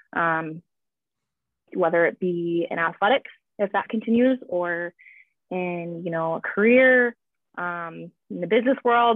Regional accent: Minocqua, Wisconsin, United States; moved away as an adult; also born or lived in Illinois / Kimberly, Wisconsin; now in Louisville, United States; I guess I'm from Minocqua, Wisconsin

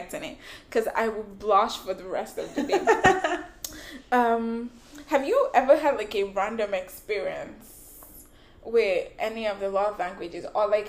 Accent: Nigeria; I'm Nigerian

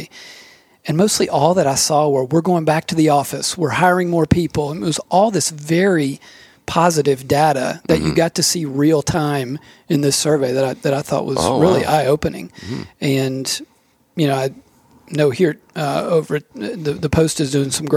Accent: Nashville, Tennessee, United States; also born or lived in France; growing up in Nashville

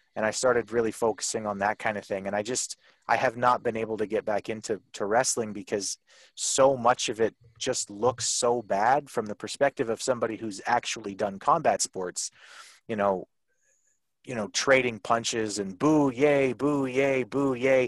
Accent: Canada; I'm from Canada

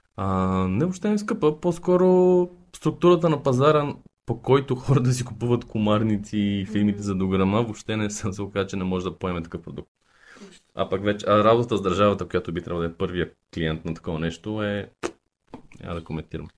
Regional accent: Sofia, Sofia City, Bulgaria; born or raised there; also born or lived in Targovishte

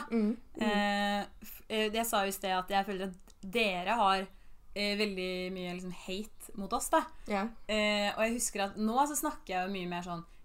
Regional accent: Bærum, Akershus, Norway; jeg kommer fra Bærum er jo stort, ikke sant? så jeg kommer mm. fra Eiksmarka.

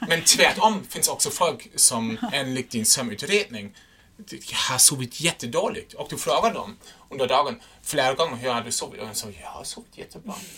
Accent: Germany; first language German; Swedish is a second language; now in Sweden; jag är en tysk

